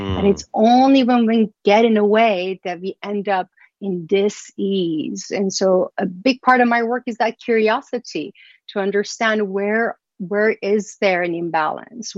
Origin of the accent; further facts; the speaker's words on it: Iran; moved away; I was born and raised in Iran